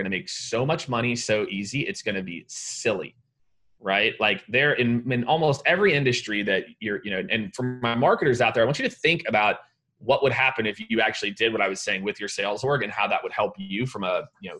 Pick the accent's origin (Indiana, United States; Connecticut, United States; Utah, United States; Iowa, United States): Iowa, United States; Primghar; born there; So I was born in a town of 900 people in Iowa called Primgar. It's in like north central Iowa, if you're going to look it up on a map